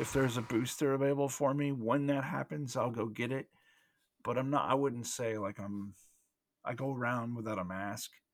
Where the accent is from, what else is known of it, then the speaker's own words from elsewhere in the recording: United States; we're both American